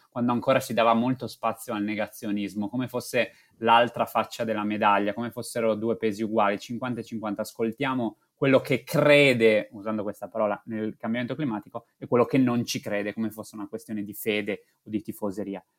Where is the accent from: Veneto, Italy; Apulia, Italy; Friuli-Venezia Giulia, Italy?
Friuli-Venezia Giulia, Italy; da buon friulano